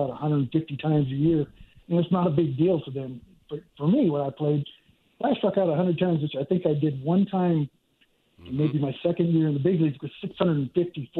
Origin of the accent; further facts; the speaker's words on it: Santa Clara, California, United States; also born or lived in San Jose, California; I grew up in Santa Clara. I was born in San Jose, but I grew up in Santa Clara, which is right next to San Jose